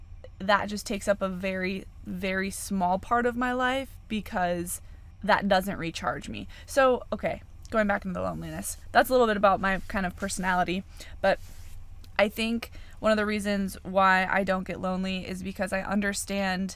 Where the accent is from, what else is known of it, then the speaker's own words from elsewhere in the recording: Wisconsin, United States; I grew up in Wisconsin, and I have three older brothers.